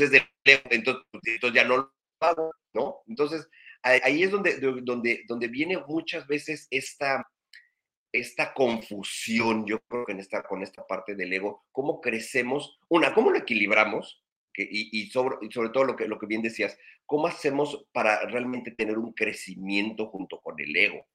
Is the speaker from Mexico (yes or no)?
yes; Mexico; now in Ensenada, Mexico; todos los que somos católicos acá mexicanos